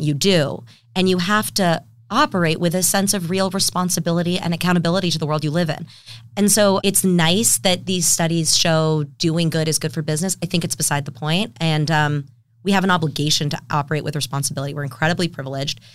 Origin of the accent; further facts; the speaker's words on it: San Diego, California, United States; I grew up in San Diego actually, and left for college